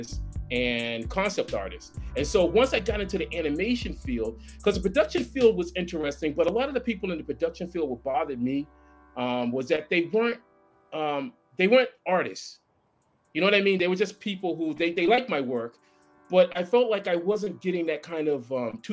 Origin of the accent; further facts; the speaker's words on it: Boston, Massachusetts, United States; I grew up in Boston